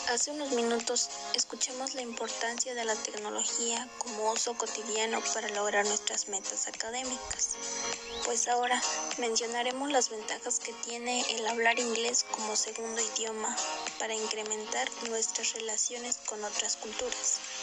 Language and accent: Spanish; La Cruz, Mexico; now in Puebla, Mexico; Soy originaria de La Cruz. Tengo 15 años y resido en el estado de Puebla.